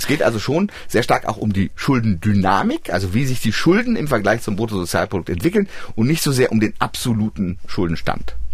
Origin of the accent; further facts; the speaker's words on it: East Germany, Germany; born there; Aber sie war es wert, sage ich als gebürtiger Ostdeutscher.